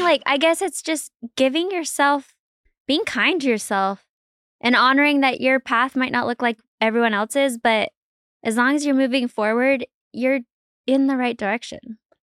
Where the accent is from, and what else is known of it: Salt Lake City, Utah, United States; born or raised there